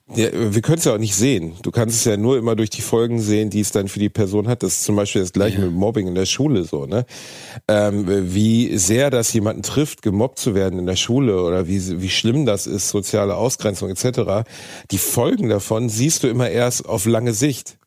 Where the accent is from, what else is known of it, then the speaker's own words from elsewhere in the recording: Gelsenkirchen, North Rhine-Westphalia, Germany; moved away as an adult; also born or lived in Osnabrück; in Gelsenkirchen gewesen, meiner Heimatstadt